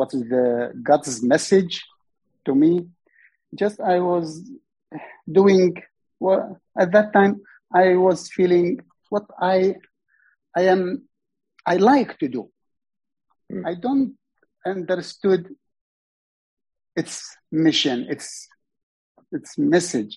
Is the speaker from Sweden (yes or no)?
no; Iraq; English is a second language; moved away as an adult; now in Australia; I am from Iraq